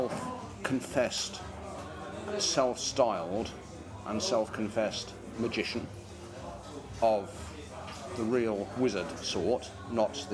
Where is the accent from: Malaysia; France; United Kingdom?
United Kingdom; Northampton, East Midlands; My hometown is Northampton